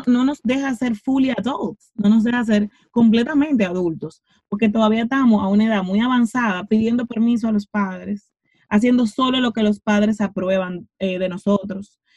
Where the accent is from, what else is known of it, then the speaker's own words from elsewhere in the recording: Santo Domingo, Distrito Nacional, Dominican Republic; crecí en Cristo Rey, crecí en un barrio de mi país.